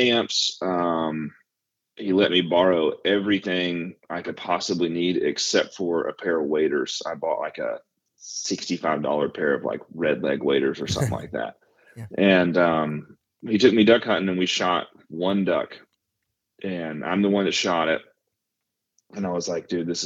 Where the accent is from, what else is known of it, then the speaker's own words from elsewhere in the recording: North Mississippi, United States; moved away as an adult; also born or lived in Dallas, Texas; I'm in North Mississippi. I was born and raised here